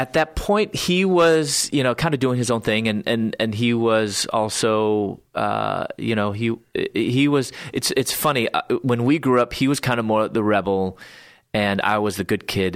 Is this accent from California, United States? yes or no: no; Chicago, Illinois, United States; moved away as an adult; also born or lived in Louisville, Kentucky; I was born in Chicago area